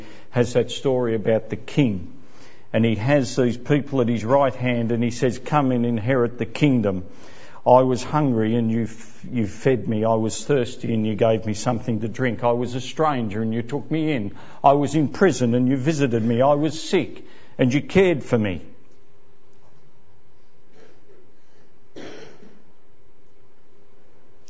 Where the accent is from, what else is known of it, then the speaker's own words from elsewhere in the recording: Ballarat, Victoria, Australia; I grew up in Ballarat